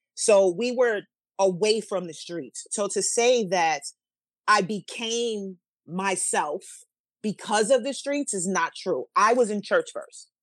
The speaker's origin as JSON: {"language": "English", "town": "New York City", "region": "New York", "country": "United States", "tie": "born or raised there", "also_born_or_lived": "Manhattan, New York / Harlem, New York", "moved": "as an adult", "lives_now": "New Jersey, United States", "said": "I was two when we moved to the Bronx, and we moved to the Bronx, and that's where we stayed pretty much until my adult life when I moved here to New Jersey."}